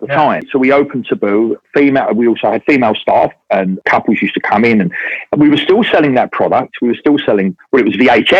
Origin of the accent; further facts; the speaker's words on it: London, United Kingdom; moved away as an adult; now in Brighton, United Kingdom; I'm not from Brighton. I've been here 20 years, but grew up in central London and went to school in London.